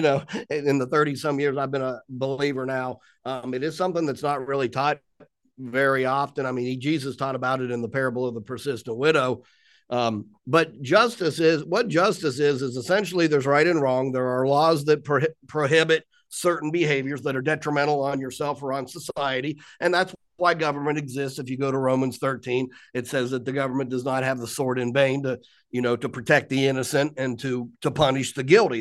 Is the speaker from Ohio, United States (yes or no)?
yes; Columbus, Ohio, United States; moved away as an adult; now in Pennsylvania, United States; born and raised in Columbus, Ohio, 1965